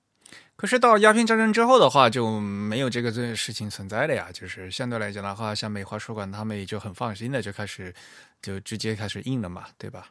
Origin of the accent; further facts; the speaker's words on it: China; 并不是我们所谓的什么呃四大发明啊，我们中国人的传统啊，什么什么的